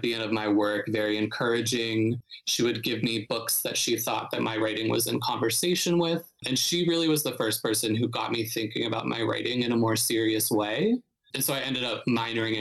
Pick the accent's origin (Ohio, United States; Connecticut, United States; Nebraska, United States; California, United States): Ohio, United States; Youngstown; moved away as an adult; now in New York City, United States; I'm from Northeast Ohio. So I'm from a smaller city called Youngstown, which is like about an hour south of Cleveland.